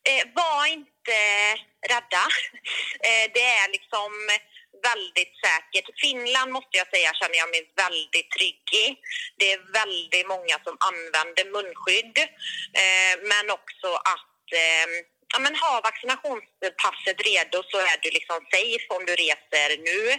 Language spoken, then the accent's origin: Swedish; Sweden; för mig som svensk